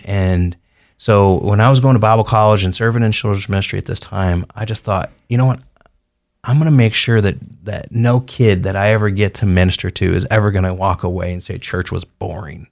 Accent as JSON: {"language": "English", "town": "St. Louis", "region": "Missouri", "country": "United States", "tie": "born or raised there", "moved": "yes", "lives_now": "Caldwell, United States", "said": "I grew up in Saint Louis, Missouri"}